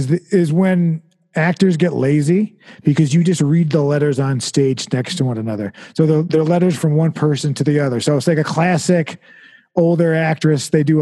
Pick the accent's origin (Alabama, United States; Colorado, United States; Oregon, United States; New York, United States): New York, United States; I'm from New York.